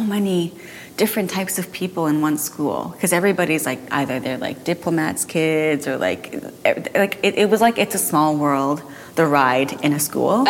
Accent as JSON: {"language": "English", "region": "Tokyo", "country": "Japan", "tie": "born or raised there", "also_born_or_lived": "Belgium / Washington, D.C.", "said": "I was born in Japan. From 2 to 5, I was in Belgium. No, in D.C., Washington, D.C., then 5 to 9, I went back to Japan, and 9 to 12, I was in Belgium, and I went to a British school there."}